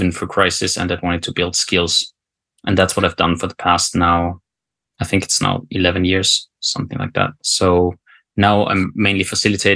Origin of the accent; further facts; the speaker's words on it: Austria; moved away as an adult; also born or lived in South Africa / Afghanistan; now in Norway; I'm not Norwegian originally, so I'm from Austria